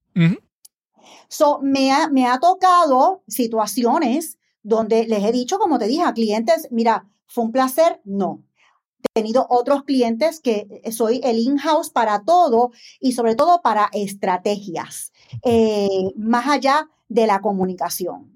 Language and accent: Spanish; San Juan, Puerto Rico; Soy una empresaria puertorriqueña nacida en San Juan.